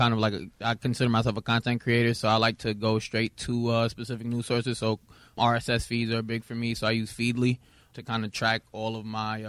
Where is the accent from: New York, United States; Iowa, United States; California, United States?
New York, United States; Brooklyn; It was local to New York. I'm from Brooklyn.